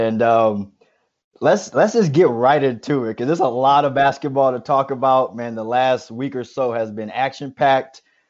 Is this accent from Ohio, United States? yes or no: no; Detroit, Michigan, United States; moved away as an adult; now in Atlanta, United States; I'm from Detroit, just like Rashad.